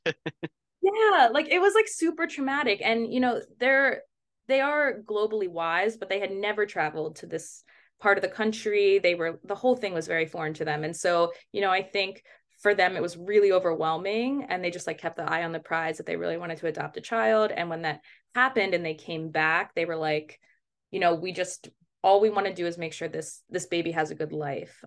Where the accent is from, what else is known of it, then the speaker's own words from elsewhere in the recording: Baltimore, Maryland, United States; also born or lived in Kirov, Russia; I was adopted from Russia, um, but I was raised in Baltimore